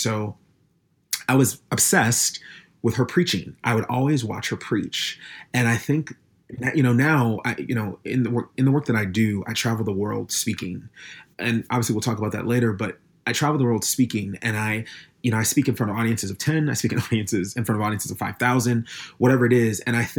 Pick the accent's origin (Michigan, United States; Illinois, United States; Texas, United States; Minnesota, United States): Minnesota, United States; Minneapolis; I grew up in Minneapolis, Minnesota. Not specifically in Minneapolis. I grew up in a suburb of Minneapolis.